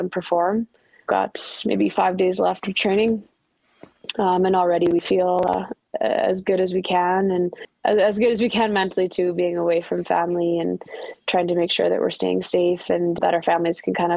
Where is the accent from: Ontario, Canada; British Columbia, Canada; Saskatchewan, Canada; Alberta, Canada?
Ontario, Canada; Ottawa; Ottawa's my hometown